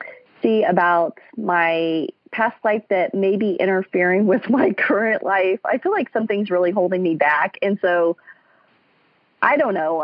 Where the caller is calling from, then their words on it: Kansas City, United States; I am calling from Kansas City